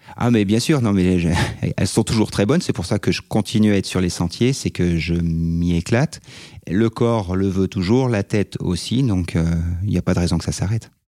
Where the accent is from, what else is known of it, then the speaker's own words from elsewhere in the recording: Savoie, Auvergne-Rhône-Alpes, France; je suis un Savoyard de 42 ans